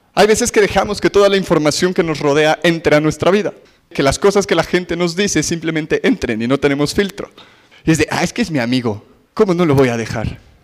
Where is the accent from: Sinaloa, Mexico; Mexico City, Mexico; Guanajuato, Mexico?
Mexico City, Mexico; somos chilangos